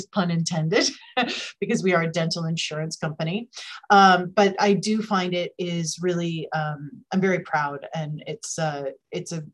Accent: San Francisco, California, United States; this is my hometown. I'm based here in San Francisco in the Bay Area

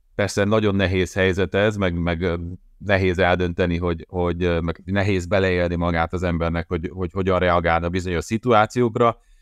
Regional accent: Hódmezővásárhely, Csongrád-Csanád, Hungary; moved away as an adult; Hódmezővásárhelyen a szülővárosomban

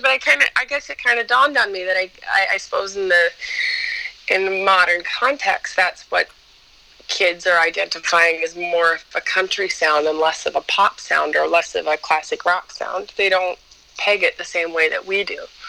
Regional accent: Ontario, Canada; moved away as an adult; now in Montreal, Canada; was born in Montreal, but I was raised in Ontario, but just across the border from, from Quebec

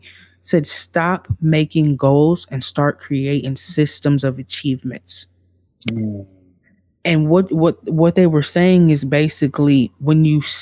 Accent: Midwest, United States; I'm from the Midwest

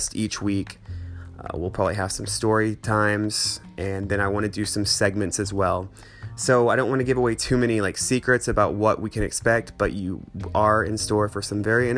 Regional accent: Fayetteville, Arkansas, United States; moved away as an adult; also born or lived in Denver, Colorado / Los Angeles; I am from Fayetteville, Arkansas originally, but I've lived all over the place

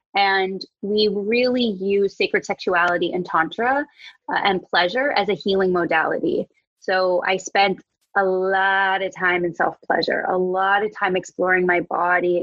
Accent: Wisconsin, United States; moved away; I'm from Wisconsin, uh, I was in my childhood bedroom

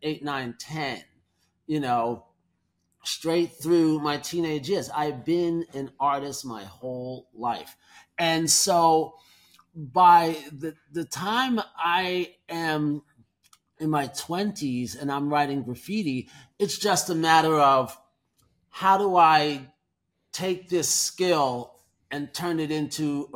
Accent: New York City, New York, United States; being a New Yorker

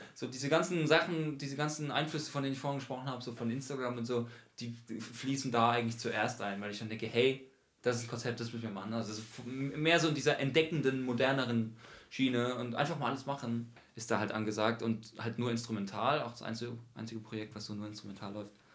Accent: Mannheim, Baden-Württemberg, Germany; moved away as an adult; now in Frankfurt, Germany; haben wir eine Band, die heißt …. Wir sind aus Mannheim

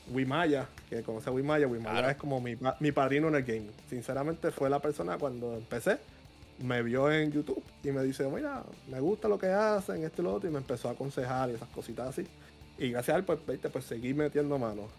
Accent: Puerto Rico; also born or lived in New York; soy de Puerto Rico

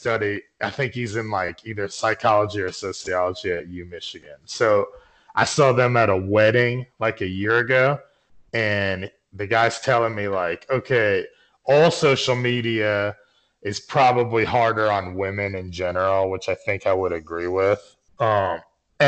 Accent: Northeast, United States; I'm from the Northeast

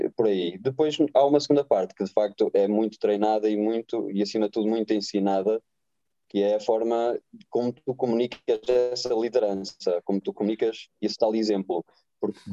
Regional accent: Oliveira de Azeméis, Norte, Portugal; Eu nasci em Oliveira das Meias, cresci em Oliveira das Meias

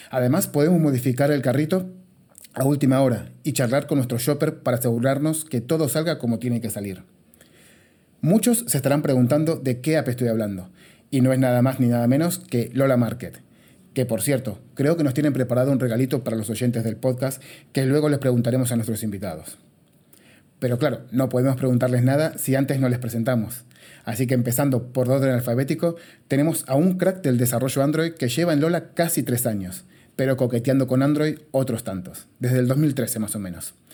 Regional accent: Argentina; now in Spain; si se preguntan, che, qué raro que habla este pibe, es porque soy argentino. Pero si se preguntan, che, tampoco habla tan raro, es porque llevo 19 años en España

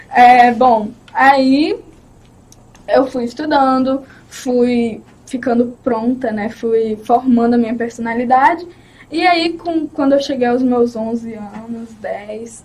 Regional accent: Recife, Pernambuco, Brazil; eu nasci em Pernambuco, Recife, Pernambuco, Recife

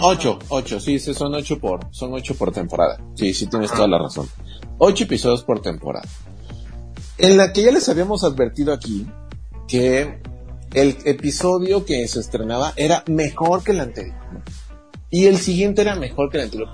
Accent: Mexico; nosotros, que somos mexicanos

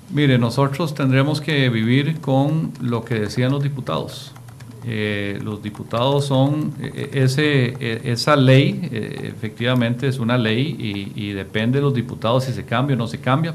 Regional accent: Costa Rica

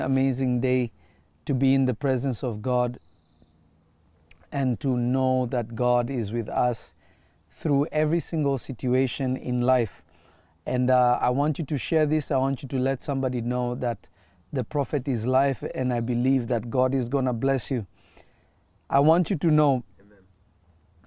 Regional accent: Kenya; also born or lived in Tanzania; I grew up in Africa, in a place called Kenya, and I also spent time in Tanzania

